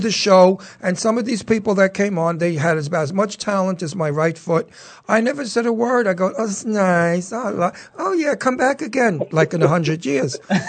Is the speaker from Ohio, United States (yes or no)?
no; New York, United States; because I'm from New York.